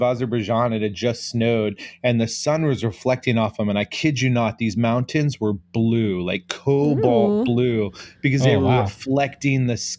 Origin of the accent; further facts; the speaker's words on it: California, United States; moved away as an adult; I'm being from California